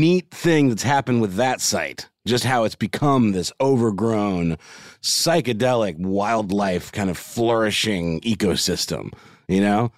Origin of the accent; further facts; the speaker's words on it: Augusta, Georgia, United States; my hometown in Augusta, Georgia, where I grew up